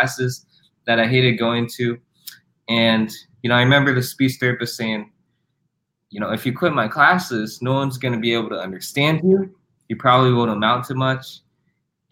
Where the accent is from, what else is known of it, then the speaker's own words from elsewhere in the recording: Iowa, United States; also born or lived in South Korea; adopted by my parents here in Iowa.